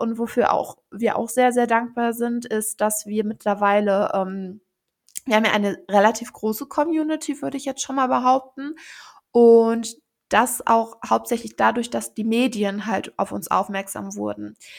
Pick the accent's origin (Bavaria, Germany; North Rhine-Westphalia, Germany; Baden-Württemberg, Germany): North Rhine-Westphalia, Germany; Mettmann district; wir kommen ja alle aus dem Kreis Mettmann in äh, NRW